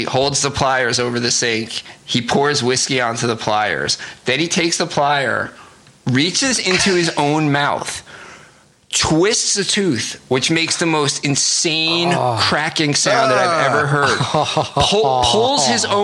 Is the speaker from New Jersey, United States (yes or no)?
yes; New Jersey, United States; I'm Italian and I'm from New Jersey